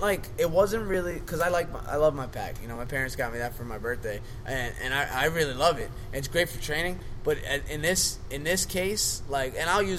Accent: Long Island, New York, United States; moved away; I'm from Long Island, New York

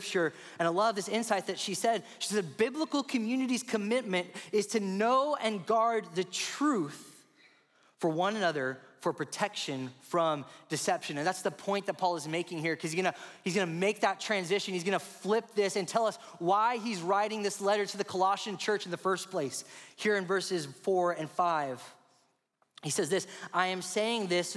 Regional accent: Rio Grande Valley, Texas, United States; I grew up in the Rio Grande Valley, the southernmost part of the state.

